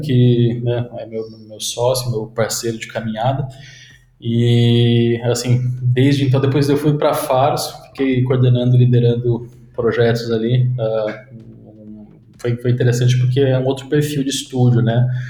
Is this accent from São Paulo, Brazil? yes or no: yes; Sorocaba, São Paulo, Brazil; also born or lived in Mairinque; só nasci em Mairink, fiz meu check-in lá e daí depois fui para Sorocaba. É, e cresci em Sorocaba